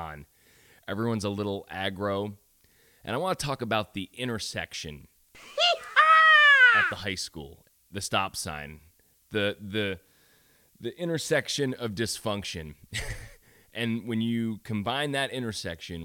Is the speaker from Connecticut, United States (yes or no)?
no; Syracuse, New York, United States; moved away; I grew up in Syracuse